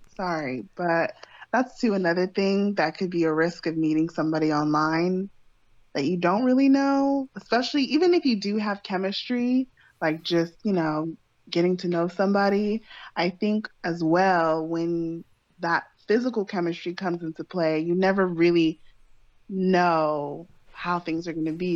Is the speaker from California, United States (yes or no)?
yes; California, United States; moved away as an adult; I was born and raised in California